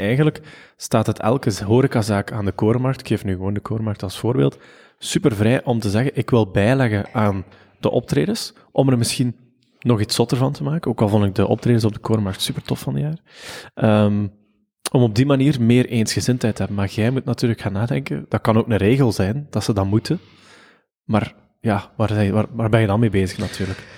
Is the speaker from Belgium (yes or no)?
yes; Ghent, Flanders, Belgium; Gentenaar zijn we